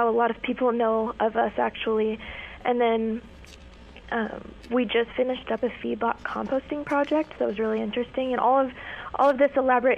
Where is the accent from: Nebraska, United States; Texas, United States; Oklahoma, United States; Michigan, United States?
Nebraska, United States; Ogallala; I'm from Ogallala, so rural Nebraska, and I'm not foreign to the hunting and fishing aspect of life